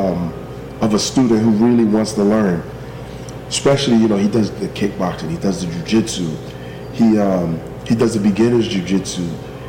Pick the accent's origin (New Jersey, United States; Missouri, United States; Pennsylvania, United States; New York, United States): New Jersey, United States; East Orange; moved away; also born or lived in Florida; I'm from East Orange, New Jersey.